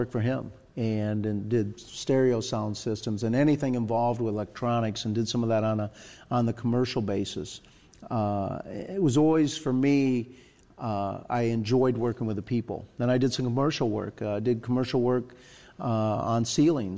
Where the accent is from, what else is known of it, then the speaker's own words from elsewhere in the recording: Iowa, United States; the state that I'm from Iowa